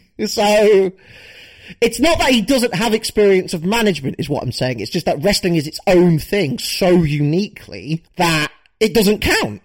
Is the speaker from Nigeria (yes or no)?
no; United Kingdom; as a British wrestling fan